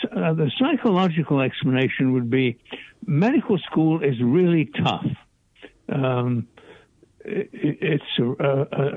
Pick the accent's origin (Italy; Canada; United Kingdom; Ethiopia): United Kingdom; England; I'm English, and in the English educational system